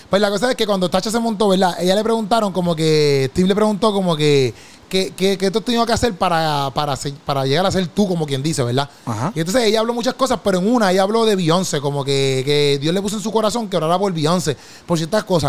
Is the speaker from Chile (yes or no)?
no; Puerto Rico; moved away; Cuando yo regreso a Puerto Rico